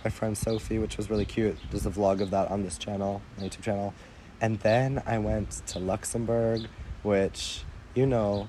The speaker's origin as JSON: {"language": "English", "town": "Evanston", "region": "Illinois", "country": "United States", "tie": "born or raised there", "first_language": "English", "moved": "yes", "said": "my hometown is Evanston, Illinois"}